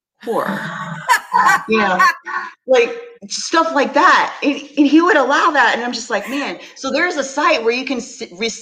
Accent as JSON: {"language": "English", "region": "Texas", "country": "United States", "said": "I'm from Texas"}